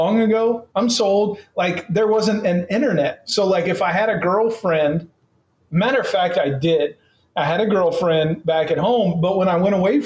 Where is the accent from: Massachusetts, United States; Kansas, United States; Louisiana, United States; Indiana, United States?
Kansas, United States; Salina; also born or lived in Wellington, Kansas; I was from Salina, which was like three times the size.